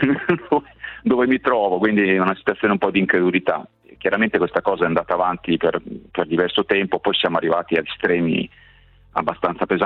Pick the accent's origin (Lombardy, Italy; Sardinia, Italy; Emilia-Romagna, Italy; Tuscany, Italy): Emilia-Romagna, Italy; Ravenna; qui in Romagna sono di Ravenna quindi ho sempre operato nelle cooperative sociali